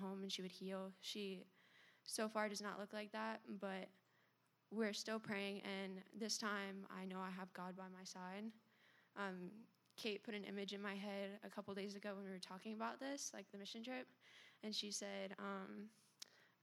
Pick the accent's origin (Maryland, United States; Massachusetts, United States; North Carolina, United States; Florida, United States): Florida, United States; Melbourne; I was born here in Florida, in Melbourne. Grew up in a Christian home